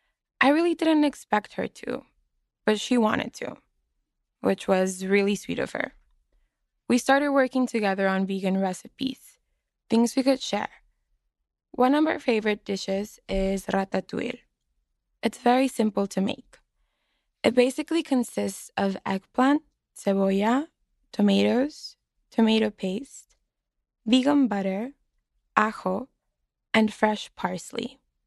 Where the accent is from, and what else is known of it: Mexicali, Baja California, Mexico; now in Boston, United States